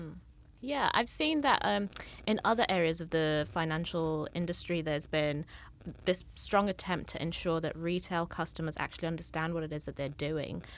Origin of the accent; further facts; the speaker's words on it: Kenya; moved away; I'm from Kenya originally